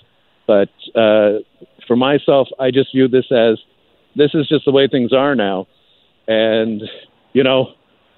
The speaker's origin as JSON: {"language": "English", "country": "Canada", "said": "as a Canadian performer"}